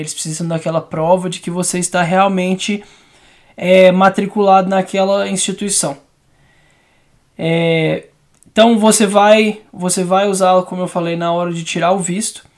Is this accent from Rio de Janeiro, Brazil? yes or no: no; Belo Horizonte, Minas Gerais, Brazil; Eu sou de Belo Horizonte